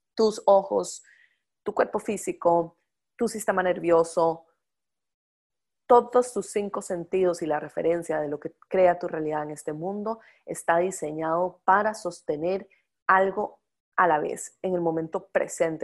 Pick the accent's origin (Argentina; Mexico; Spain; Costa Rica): Costa Rica; yo soy de Costa Rica